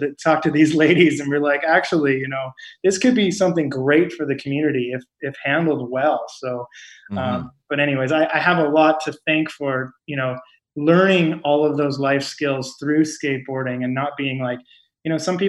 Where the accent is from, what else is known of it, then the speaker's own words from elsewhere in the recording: Chilliwack, British Columbia, Canada; also born or lived in Edmonton / East Coast of Canada; being a West Coast kid and growing up in Chilliwack, small-ish town in the 90s